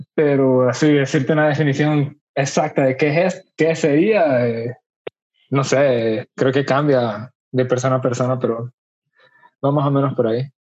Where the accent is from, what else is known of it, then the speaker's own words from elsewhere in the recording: Honduras; aunque seamos hermanos, somos hondureños los dos